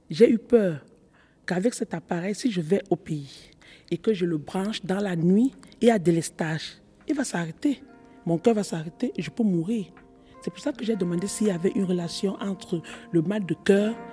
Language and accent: French; Cameroon; dans mon pays, je suis camerounaise, euh, dans mon pays, il y a un mec qu'on appelle le, le coquille.